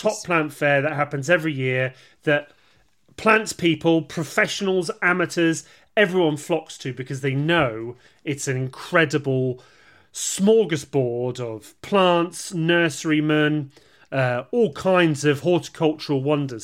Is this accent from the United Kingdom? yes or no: yes; United Kingdom; we're British